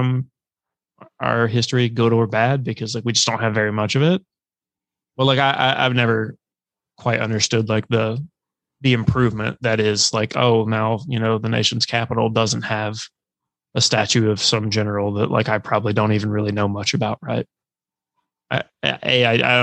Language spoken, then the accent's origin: English; South Carolina, United States; my home state, South Carolina